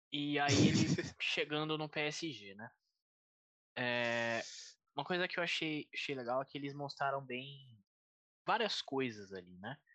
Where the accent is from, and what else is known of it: Brazil